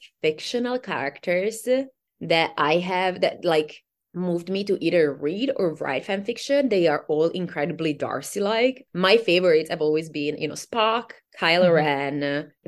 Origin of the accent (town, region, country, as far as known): Italy; born or raised there; English is a second language; moved away